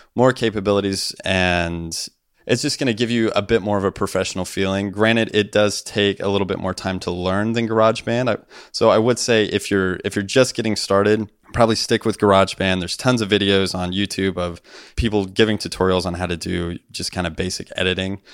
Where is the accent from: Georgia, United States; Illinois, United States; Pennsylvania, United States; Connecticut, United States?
Illinois, United States; moved away as an adult; also born or lived in Nashville; me moving to Illinois, my home state